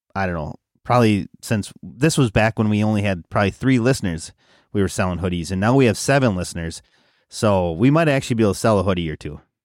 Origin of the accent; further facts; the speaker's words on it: Wisconsin, United States; we're from Wisconsin and that'd be like one of our home shows